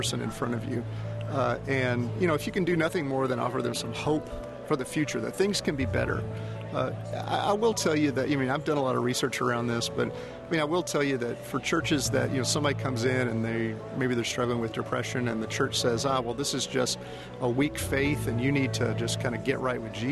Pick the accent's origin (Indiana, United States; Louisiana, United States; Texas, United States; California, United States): Texas, United States; Houston; I'm from Houston. I actually grew up outside of Houston